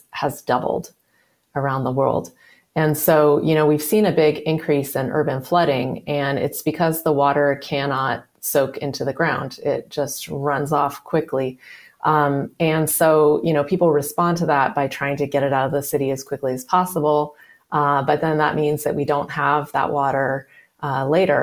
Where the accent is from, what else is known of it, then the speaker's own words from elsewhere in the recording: California, United States; I grew up in California